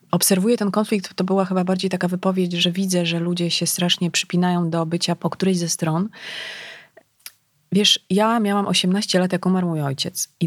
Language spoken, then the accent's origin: Polish; Legnica, Lower Silesian Voivodeship, Poland; ja pochodzę z Legnicy, tak, Guten Morgen, to mm, wiesz, bliskość e, granicy niemieckiej, to, to był rzut beretem. E, to był początek, ja szłam do liceum na początku lat 90.